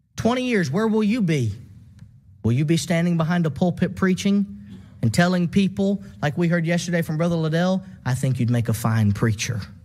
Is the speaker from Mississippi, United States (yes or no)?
yes; Southaven, Mississippi, United States; my local congregation growing up in South Haven, Mississippi